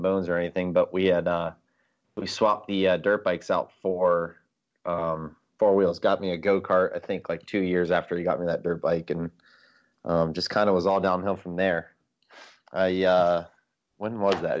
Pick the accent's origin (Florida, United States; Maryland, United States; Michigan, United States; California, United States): Florida, United States; South; moved away; also born or lived in Virginia; I grew up in South Florida.